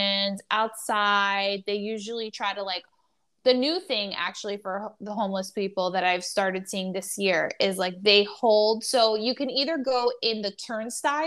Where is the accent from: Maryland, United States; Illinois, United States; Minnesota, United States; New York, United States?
New York, United States; New York City; as a New Yorker